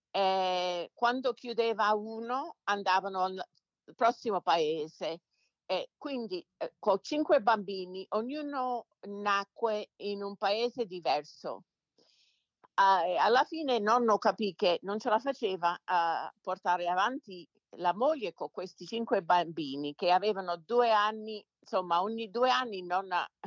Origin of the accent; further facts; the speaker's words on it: Detroit, Michigan, United States; born there; come dicevo, sono nata qui a Detroit. Mio padre venne dall'Italia nel 49.